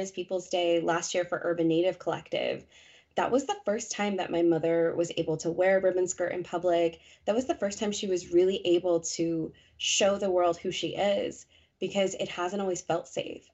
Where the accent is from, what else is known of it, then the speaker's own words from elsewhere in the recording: Colorado, United States; moved away as an adult; now in New England, United States; I'm born and raised in Colorado, that is home